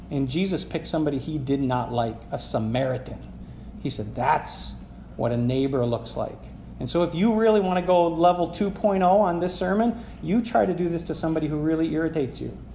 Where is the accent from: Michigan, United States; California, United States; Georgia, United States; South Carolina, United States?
Michigan, United States; Sagola; I grew up in Sagola.